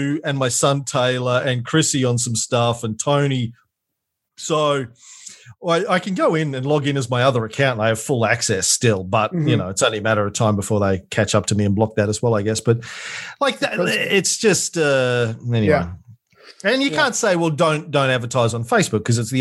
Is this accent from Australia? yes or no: yes; Australia; I was most grateful for being an Australian. And I've always been grateful for being an Australian